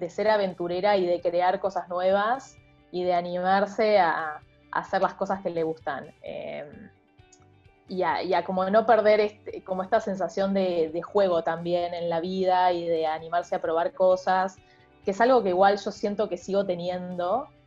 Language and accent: Spanish; Argentina; also born or lived in Mexico; sos de México, yo digo, no, soy argentina.